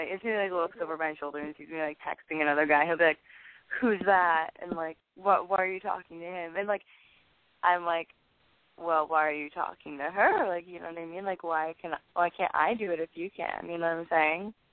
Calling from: New York, United States

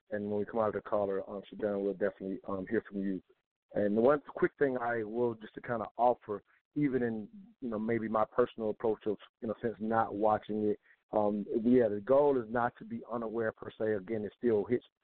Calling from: South Carolina, United States; I'm calling from South Carolina.

